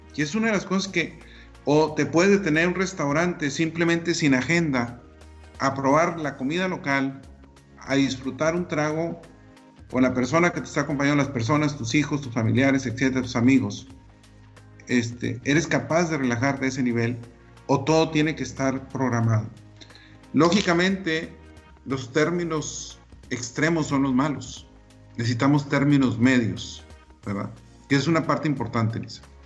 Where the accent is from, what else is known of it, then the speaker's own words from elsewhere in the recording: Delicias, Chihuahua, Mexico; moved away; also born or lived in Monterrey; teníamos un viaje a la famosa ciudad de Delicia, Chihuahua, ¿verdad? Y íbamos a mi tierra